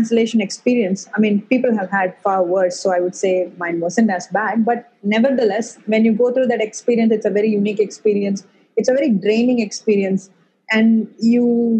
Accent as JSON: {"language": "English", "town": "Chennai", "region": "Tamil Nadu", "country": "India", "tie": "born or raised there", "said": "I have pretty much lived my whole life in India"}